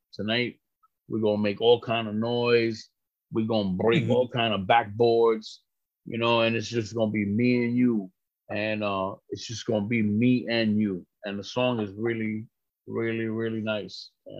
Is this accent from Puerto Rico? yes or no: yes; Puerto Rico; So, I'm from Puerto Rico. Big fucking whoop-de-doo. I can't vote for the president. I could only vote for that fucking politician that we have in Puerto Rico